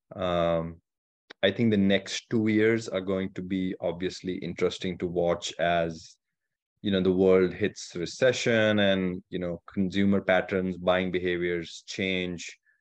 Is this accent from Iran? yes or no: no; India; also born or lived in California; now in Michigan, United States; I grew up in India, far from any ocean